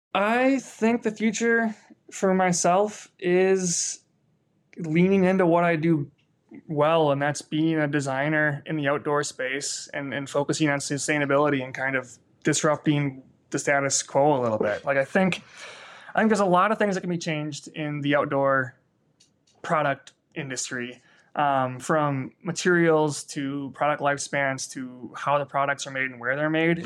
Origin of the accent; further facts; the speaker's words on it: Sheboygan, Wisconsin, United States; moved away as an adult; also born or lived in Boulder, Colorado; I'm actually from Sheboygan